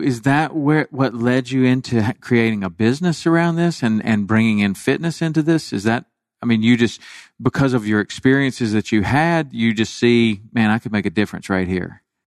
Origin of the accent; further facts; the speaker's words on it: Chattanooga, Tennessee, United States; growing up in Chattanooga, Tennessee